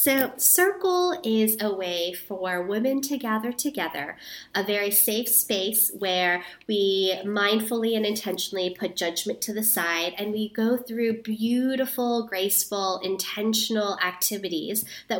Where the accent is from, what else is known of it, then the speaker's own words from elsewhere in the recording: New York City, New York, United States; also born or lived in Guatemala / Thailand; So I'm actually born and raised